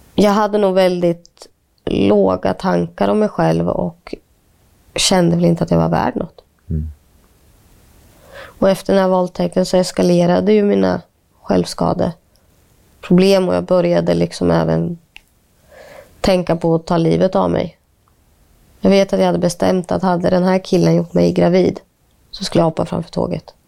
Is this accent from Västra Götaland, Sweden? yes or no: no; Linköping, Östergötland, Sweden; also born or lived in India; när någon frågar vart kommer du ifrån och jag säger ja, Linköping